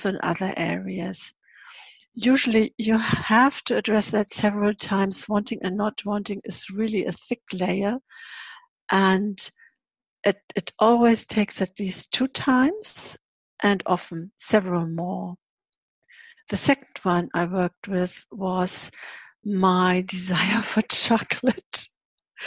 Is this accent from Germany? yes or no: yes; Hamburg, Germany; I was born in January 51. And Hamburg was still totally bombed.